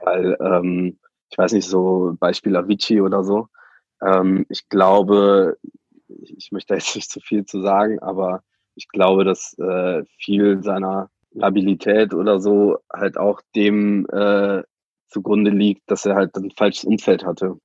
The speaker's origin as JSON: {"language": "German", "country": "Germany", "said": "komme eher so von einem Dorf, irgendwie 1300 Mann ähm, und war dann zwar in meiner Jugend immer in Bonn und Köln unterwegs"}